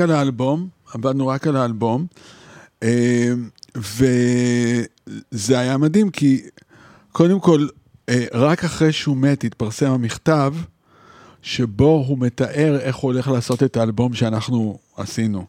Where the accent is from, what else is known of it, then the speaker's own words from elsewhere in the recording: Israel; moved away as an adult; also born or lived in Paris, France / New York, United States; אני מישראל